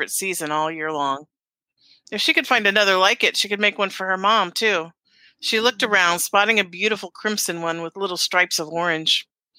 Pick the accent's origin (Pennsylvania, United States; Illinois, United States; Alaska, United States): Alaska, United States; I grew up in Alaska, so we had to have costumes.